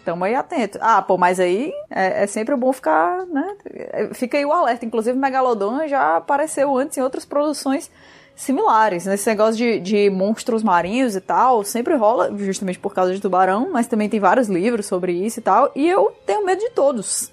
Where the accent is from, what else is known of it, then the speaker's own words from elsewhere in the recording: Fortaleza, Ceará, Brazil; nasci em Fortaleza